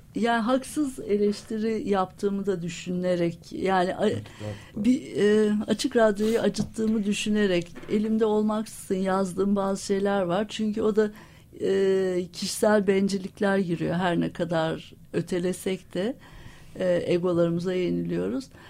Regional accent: Istanbul, Turkey; moved away as an adult; also born or lived in Ankara; aslında İstanbulluyum.

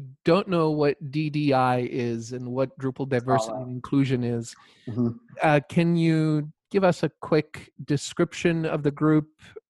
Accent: South Africa; first language Croatian; English is a second language; So I grew up in South Africa to parents that immigrated from Croatia. So wow. I spoke Croatian and thought Croatian at home. But when I went to school, it was all English from a South African point of view.

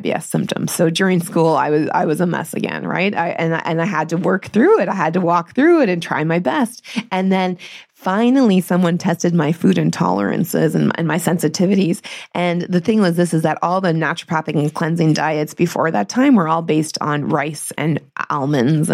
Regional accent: Northern Ontario, Canada; I grew up in Northern Ontario

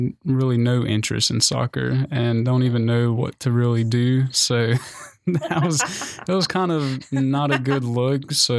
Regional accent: Shelby, North Carolina, United States; I'm from Shelby, North Carolina. It's about 45 minutes west of Charlotte. People typically don't know the smaller cities, so I have to point out the bigger ones.

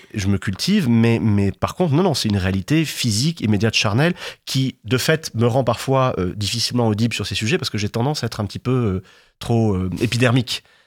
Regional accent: Martigues, Provence-Alpes-Côte d'Azur, France; moi j'ai grandi dans les Bouches-du-Rhône, dans le premier bassin pétrochimique d'Europe, mmh. euh, à Martigues

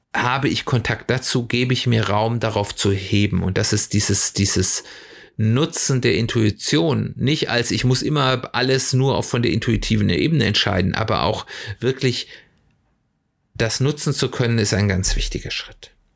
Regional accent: Germany; bei uns in Deutschland

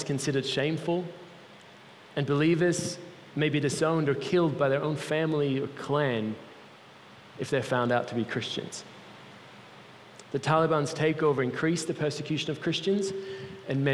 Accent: Switzerland; moved away; I grew up in Switzerland, my mom's Italian

